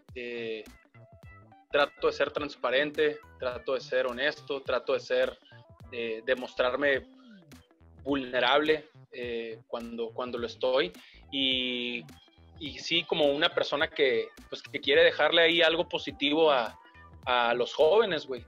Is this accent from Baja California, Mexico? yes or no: yes; Mexicali, Baja California, Mexico; moved away as an adult; also born or lived in Monterrey; de niño en Mexicali